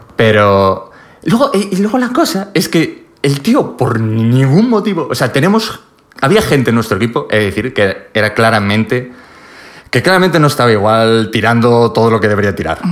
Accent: Pontevedra, Galicia, Spain; moved away; En Pontevedra, que es de donde soy yo

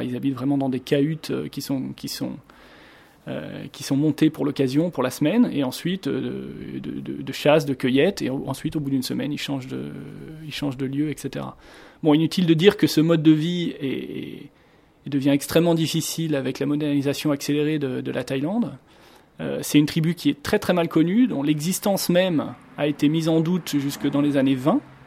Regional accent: France; moved away as an adult; now in Singapore; je suis français, j'habite à Singapour depuis

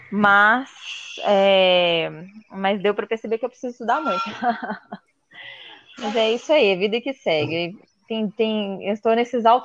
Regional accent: Belo Horizonte, Minas Gerais, Brazil; eu sou de BH.

